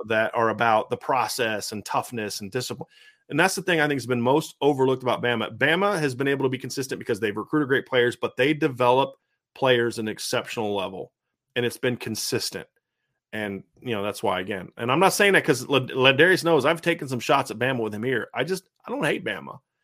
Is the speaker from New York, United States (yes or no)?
no; Northwest Ohio, United States; everyone else in my family was Ohio State fans growing up in Northwest Ohio